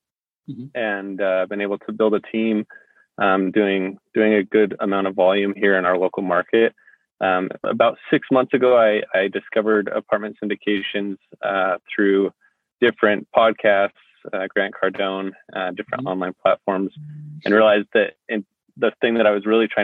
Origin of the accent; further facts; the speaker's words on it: Salt Lake City, Utah, United States; also born or lived in Ogden, Utah; I'm originally from Salt Lake City, Utah